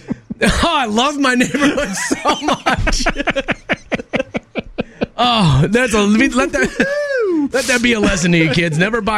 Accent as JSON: {"language": "English", "region": "Minnesota", "country": "United States", "tie": "born or raised there", "said": "I grew up in Minnesota, next to water, all the time."}